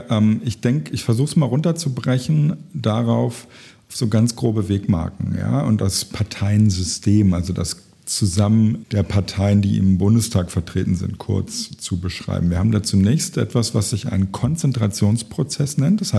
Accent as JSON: {"language": "German", "region": "Lower Saxony", "country": "Germany", "tie": "born or raised there", "said": "ich habe Politik studiert in Göttingen das ist in der Nähe meiner äh, Heimat, wo ich aufgewachsen bin."}